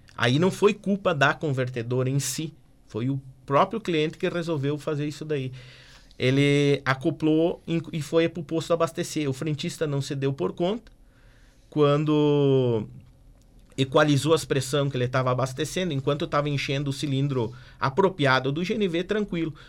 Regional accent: Erechim, Rio Grande do Sul, Brazil; also born or lived in Porto Alegre; now in Passo Fundo, Brazil; Eu sou natural de Erechim.

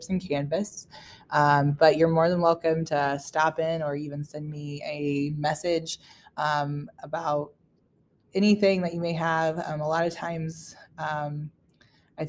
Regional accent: Downing, Missouri, United States; moved away; I am from Northeast Missouri, a small community, Downing, Missouri. I graduated from Schuyler County.

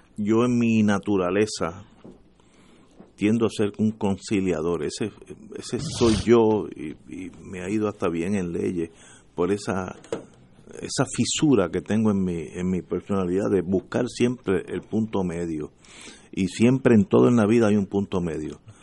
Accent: Puerto Rico; como puertorriqueño que soy

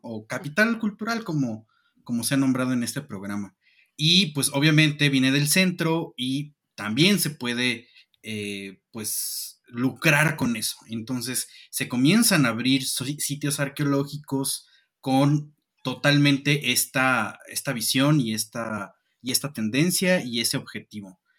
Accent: Mexico; nosotros mismos como, como ciudadanía mexicana

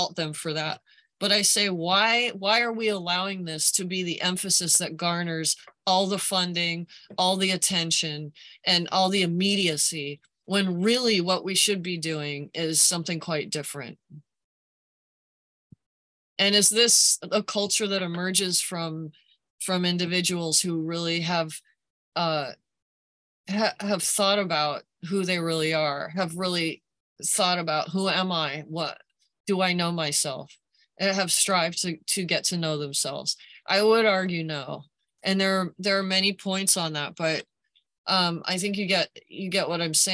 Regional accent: United States; I as an American

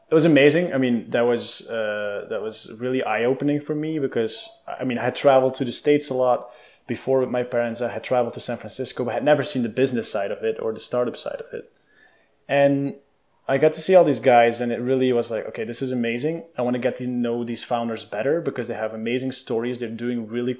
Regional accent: Belgium; moved away; I grew up in Europe, in Belgium, with the country of chocolate and fries and beer

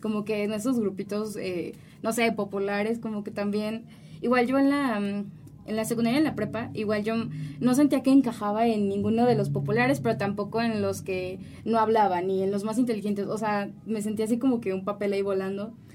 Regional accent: Mexico; ya conforme vas creciendo, obviamente, pues aquí en México

